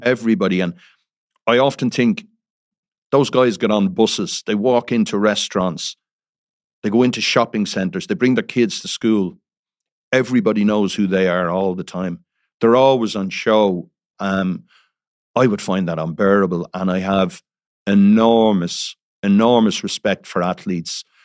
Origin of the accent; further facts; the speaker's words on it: Dublin, Leinster, Ireland; I'm from Dublin